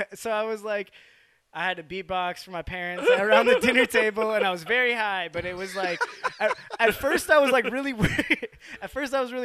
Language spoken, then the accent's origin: English; Wisconsin, United States; I grew up like in Wisconsin